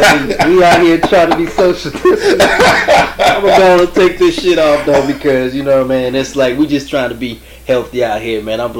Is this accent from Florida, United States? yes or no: no; Gardena, California, United States; out of L.A. We grew up in Gardena.